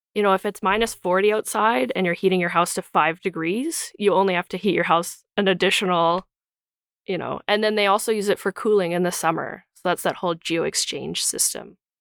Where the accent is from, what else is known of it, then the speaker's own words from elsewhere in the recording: Calgary, Alberta, Canada; so I grew up in Calgary